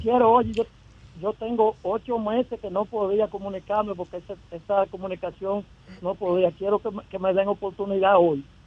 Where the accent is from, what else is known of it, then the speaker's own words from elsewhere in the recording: Jarabacoa, La Vega, Dominican Republic; yo soy un uña sucia de Jarabacoa